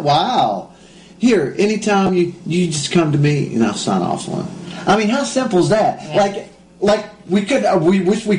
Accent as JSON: {"language": "English", "region": "West Virginia", "country": "United States", "tie": "born or raised there", "also_born_or_lived": "Washington, D.C.", "moved": "as an adult", "lives_now": "Israel", "said": "We grew up together in West Virginia"}